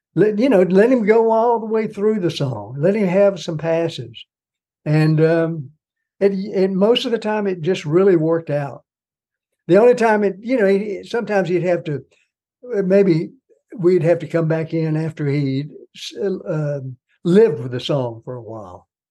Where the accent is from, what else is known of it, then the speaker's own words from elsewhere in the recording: Arkansas, United States; moved away; also born or lived in Memphis area, Tennessee; a guy from Arkansas